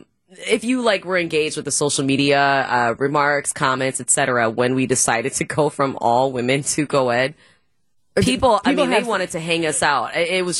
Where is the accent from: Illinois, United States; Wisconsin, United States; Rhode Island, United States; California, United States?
Wisconsin, United States; Brown Deer; also born or lived in Milwaukee; I'm from the Brown Deer area. So Brown Deer is where I graduated from high school.